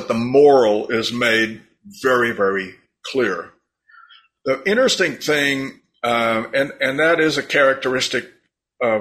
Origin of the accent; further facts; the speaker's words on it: United States; me as an American